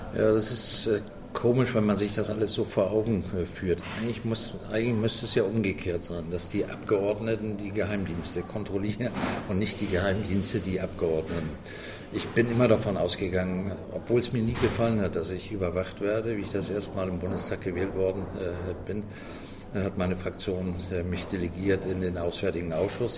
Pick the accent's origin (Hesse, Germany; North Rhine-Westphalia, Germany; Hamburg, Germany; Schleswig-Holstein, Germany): Hamburg, Germany; also born or lived in Bavaria; Also ich bin ja zwar nicht gebürtiger Hamburger, geboren bin ich in einem kleinen Dorf in Bayern, aber in Hamburg aufgewachsen